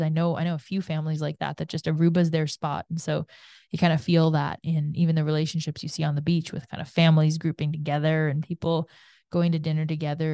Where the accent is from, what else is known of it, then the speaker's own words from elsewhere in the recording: Canada; growing up in Canada